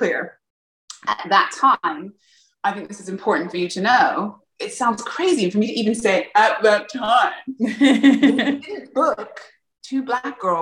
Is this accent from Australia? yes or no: no; England, United Kingdom; moved away; I grew up in England